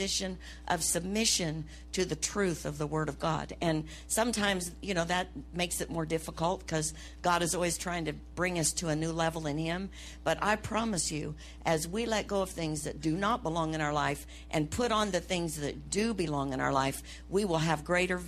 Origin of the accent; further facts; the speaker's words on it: United States; I'm an American